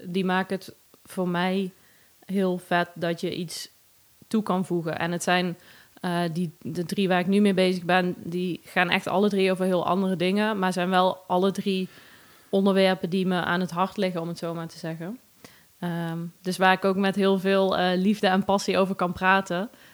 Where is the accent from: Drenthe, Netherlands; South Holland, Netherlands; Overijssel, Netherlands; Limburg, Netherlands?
Limburg, Netherlands; Wellerlooi; moved away as an adult; now in Nijmegen, Netherlands; Uit Wellelooi